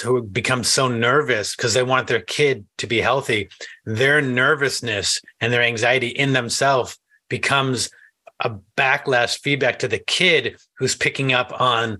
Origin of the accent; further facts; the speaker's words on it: New England, United States; I grew up in New England, which is not middle America